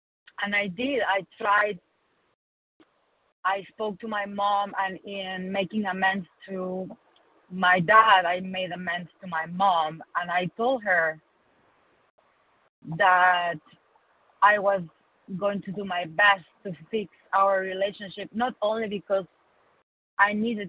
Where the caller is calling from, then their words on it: Michigan, United States; I'm calling from Michigan.